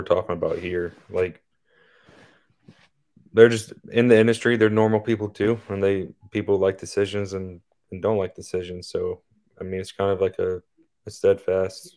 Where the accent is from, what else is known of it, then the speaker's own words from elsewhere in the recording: Richmond, Indiana, United States; I'm from Richmond, which is like right on the Ohio line.